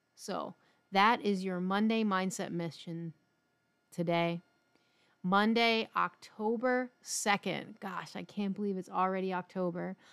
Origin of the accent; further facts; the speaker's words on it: Philadelphia, Pennsylvania, United States; moved away; growing up in Philly